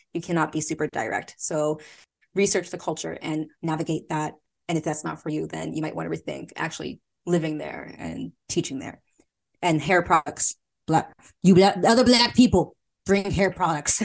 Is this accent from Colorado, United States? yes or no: no; Philadelphia, Pennsylvania, United States; accent: Philly; moved away as an adult; also born or lived in South Korea; I'm from Philly, for Philadelphia, P A, so sometimes my Philly accent can come out when I'm really relaxed around friends.